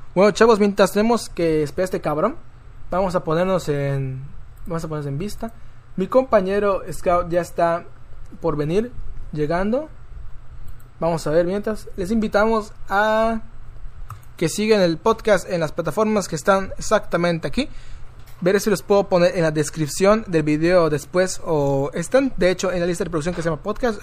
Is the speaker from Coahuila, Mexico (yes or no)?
no; Tizimín, Yucatán, Mexico; Yo soy de Tizimim.